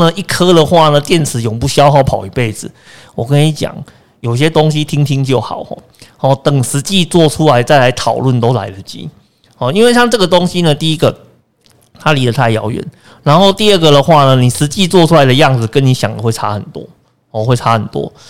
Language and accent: Chinese; Kaohsiung, Taiwan; 呃，在我的家乡，